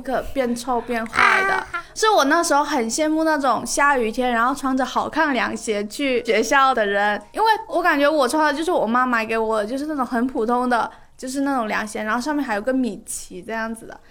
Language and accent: Chinese; Guangdong, China; 不要说整个广东，就我们老家